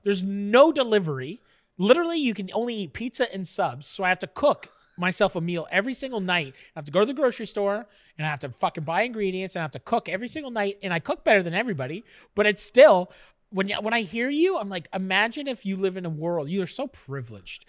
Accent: Canada; I'm a Canadian

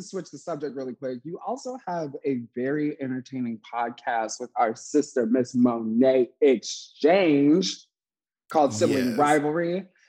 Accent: Warsaw, Indiana, United States; born or raised there

